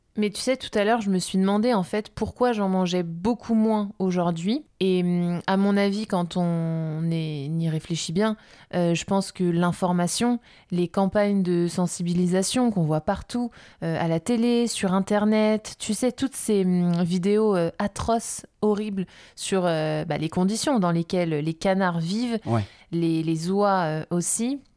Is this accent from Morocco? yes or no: no; France; on est beaucoup de Français